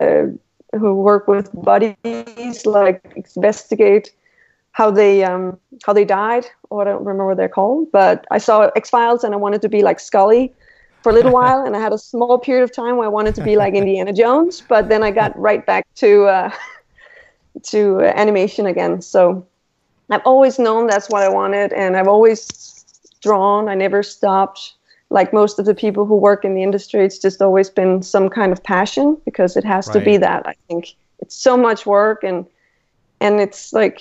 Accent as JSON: {"language": "English", "town": "Randers", "region": "Central Denmark Region", "country": "Denmark", "tie": "born or raised there", "lives_now": "Copenhagen, Denmark", "said": "I'm from Denmark and I live in Copenhagen right now, but I grew up in a smaller town called Randers in Jutland"}